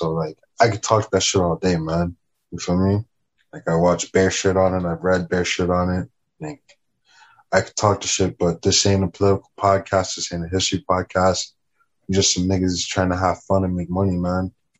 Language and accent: English; Miami, Florida, United States; also born or lived in Jamaica / Kendall; so I'm half Jamaican, half Black American. I was born in Miami. You feel me? I spent a lot of my childhood though in Jamaica. You know what I'm saying? So if you hear the quote unquote Toronto accent, it's probably because you hear like Hispanic Miami